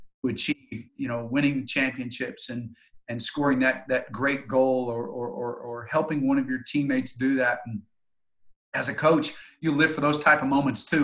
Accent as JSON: {"language": "English", "town": "Tulsa", "region": "Oklahoma", "country": "United States", "said": "I'm from Tulsa, and I had been away for about 8 years with college and coaching"}